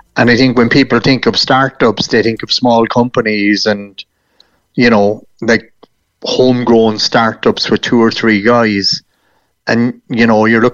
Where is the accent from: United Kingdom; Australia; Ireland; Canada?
Ireland; it's not as if we're being Irish